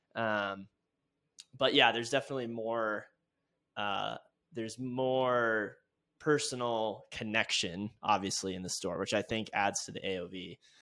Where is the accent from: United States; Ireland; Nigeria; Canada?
United States; California; now in Laramie, United States; I grew up in California